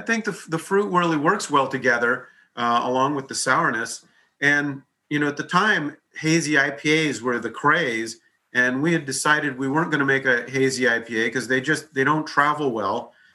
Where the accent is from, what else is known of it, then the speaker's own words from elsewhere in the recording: Hawaii, United States; moved away; I grew up in Hawaii